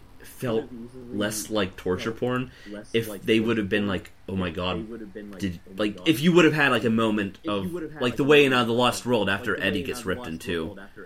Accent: United States; Well, I mean, I am American

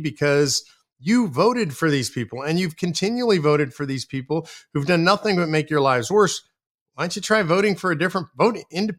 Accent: California, United States; because I'm originally from California.

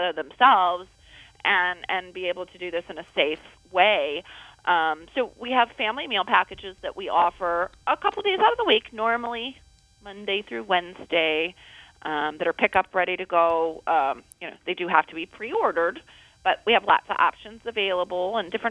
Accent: Toledo, Ohio, United States; moved away as an adult; Toledo, born and raised.

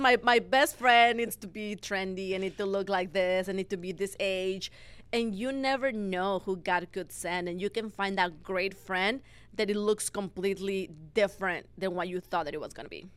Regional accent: Mexico; moved away as an adult; now in United States; I was born and raised in Mexico. Mm-hmm. And after 22 years living in there, I moved to the States where I knew nobody.

